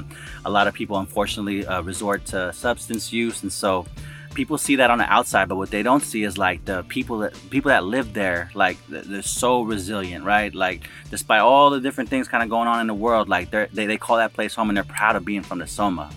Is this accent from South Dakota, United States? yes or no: no; San Francisco, California, United States; I'm a local filmmaker from San Francisco.